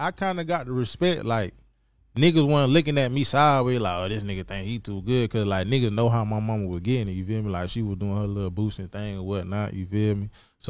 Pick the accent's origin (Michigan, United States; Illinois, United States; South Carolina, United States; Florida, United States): Florida, United States; St. Petersburg; I'm from St. Petersburg, Florida. I wanted to say that too. When I say St. Petersburg, Florida, I be having to let people know we the fourth largest city in Florida